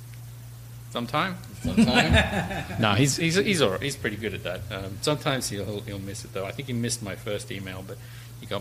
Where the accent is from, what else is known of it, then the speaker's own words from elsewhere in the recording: Australia; now in United States; I was actually born here in the States, but I was raised in Australia, hence the strange and obnoxious accent.